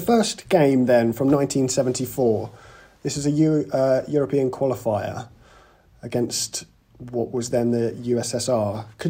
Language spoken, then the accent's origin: English; England, United Kingdom; As an Englishman